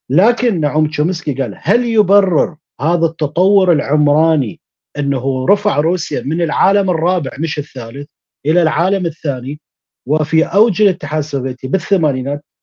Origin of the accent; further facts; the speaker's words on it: Kurdistan Region, Iraq; انا انا ككردي انا صدام حسين قتل من عندي 45 ابن عم وابن خاله وابن